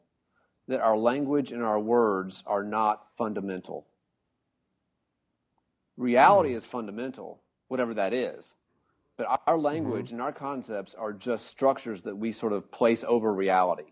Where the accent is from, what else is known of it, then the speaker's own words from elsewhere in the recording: United States; I'm an American.